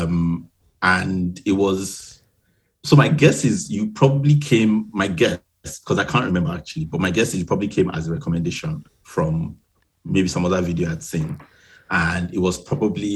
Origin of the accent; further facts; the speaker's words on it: Nigeria; also born or lived in Edinburgh, United Kingdom; now in Ipswich, United Kingdom; I grew up in Nigeria, which is where most of my family and, you know, my friends before now are